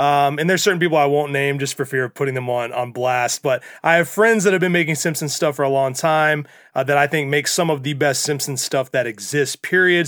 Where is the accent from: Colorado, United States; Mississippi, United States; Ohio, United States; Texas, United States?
Mississippi, United States; as a child growing up in Mississippi